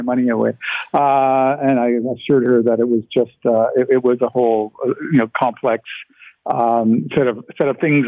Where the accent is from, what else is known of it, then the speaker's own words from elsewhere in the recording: St. Catharines, Ontario, Canada; first language Ukrainian; English is a second language; I was born in St. Catharines